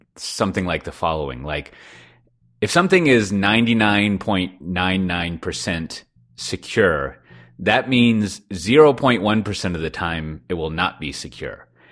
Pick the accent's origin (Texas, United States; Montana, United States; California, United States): Texas, United States; Austin; I'm from Austin